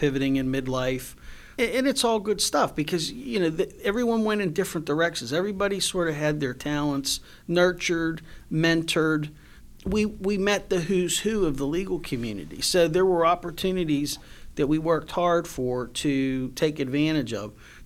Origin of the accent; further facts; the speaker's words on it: Pittsburgh, Pennsylvania, United States; growing up in Brookline